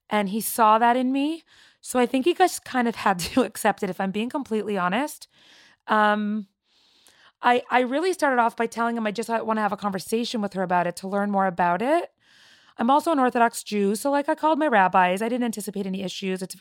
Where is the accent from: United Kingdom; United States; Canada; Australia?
Canada; Toronto, Ontario; I grew up in Toronto, Canada, and I am 31 years old.